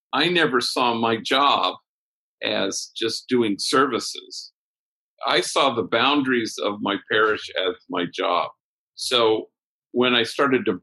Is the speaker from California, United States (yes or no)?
yes; Los Angeles, California, United States; where I grew up in Los Angeles